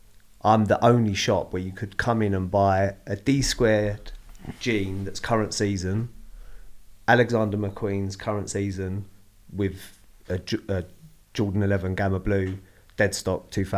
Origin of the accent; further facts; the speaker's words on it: London, United Kingdom; No, I'm actually from Lewisham.